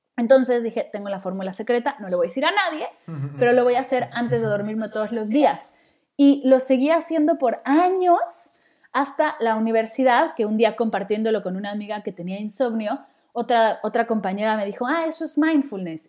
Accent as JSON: {"language": "Spanish", "region": "Mexico City", "country": "Mexico", "tie": "born or raised there", "moved": "as an adult", "said": "Yo nací en la Ciudad de México y viví ahí toda mi vida hasta que me mudé para acá"}